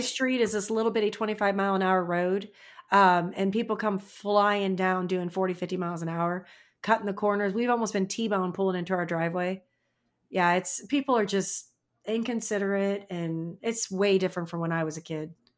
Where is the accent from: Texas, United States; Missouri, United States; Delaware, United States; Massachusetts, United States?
Missouri, United States; St. Louis; moved away; also born or lived in Indiana; I live in a small town now, but I'm from Saint Louis